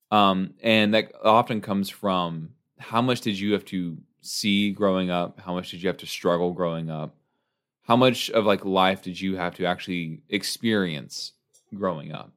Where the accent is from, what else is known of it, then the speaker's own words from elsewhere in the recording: United States; growing up in the United States.